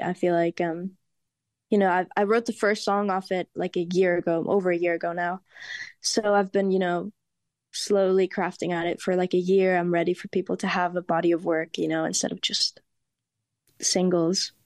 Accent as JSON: {"language": "English", "country": "Germany", "tie": "born or raised there", "also_born_or_lived": "Spain", "moved": "yes", "said": "I'm Spanish, and I grew up in Germany"}